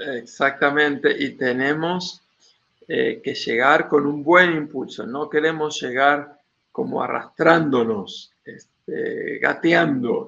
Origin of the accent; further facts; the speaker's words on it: Argentina; mi país, Argentina